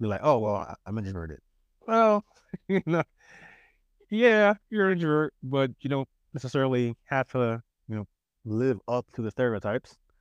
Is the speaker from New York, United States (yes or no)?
yes; New York City, New York, United States; accent: New York; moved away as an adult; also born or lived in California; I'm from, I am from Queens, born and raised